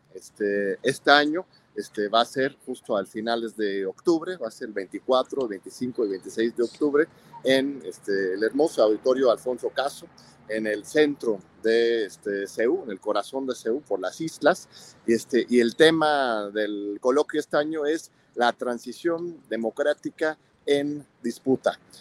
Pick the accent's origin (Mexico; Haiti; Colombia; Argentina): Mexico; como mexicanos